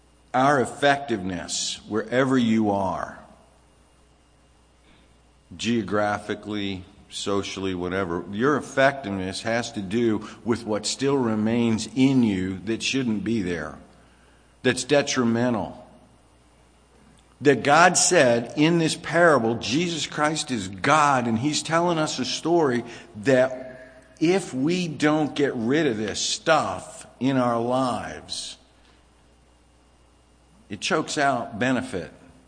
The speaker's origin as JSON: {"language": "English", "region": "California", "country": "United States", "tie": "born or raised there", "also_born_or_lived": "Virginia", "said": "growing up in California, it was a little different. I was younger and I didn't understand. If I had been older and grown up in California, I would have understood weed to be something different than when I got older and was grown up in Virginia"}